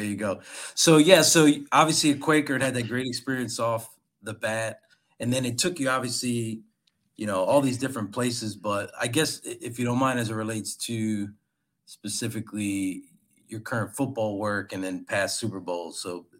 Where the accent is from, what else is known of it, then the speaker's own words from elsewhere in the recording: Philadelphia, Pennsylvania, United States; I'm a native Philadelphian.